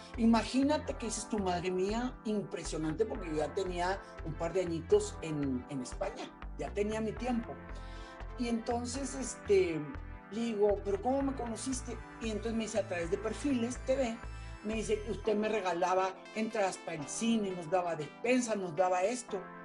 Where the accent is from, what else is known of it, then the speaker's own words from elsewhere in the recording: Mexico; moved away; also born or lived in Nicaragua / Spain; no creyeron en mí en mi país, no creyeron en mí en México